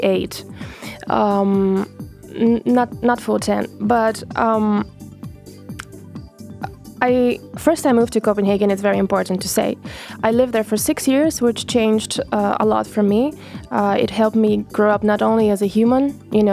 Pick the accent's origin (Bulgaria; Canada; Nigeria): Bulgaria; also born or lived in Ruse, Bulgaria / Sofia, Bulgaria; I lived there until my fourth grade. Then we moved to a bigger city